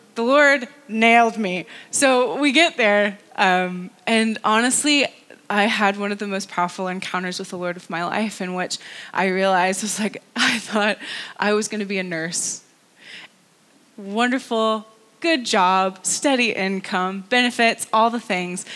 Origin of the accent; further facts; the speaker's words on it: North Carolina, United States; moved away as an adult; also born or lived in California; now in Antrim, United Kingdom; I live in Antrim. I am originally from North Carolina.